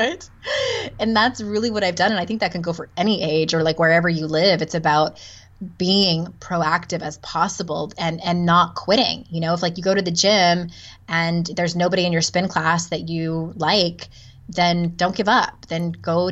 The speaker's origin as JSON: {"language": "English", "town": "San Diego", "region": "California", "country": "United States", "tie": "born or raised there", "also_born_or_lived": "Utah", "moved": "as an adult", "said": "I'm born and raised in San Diego."}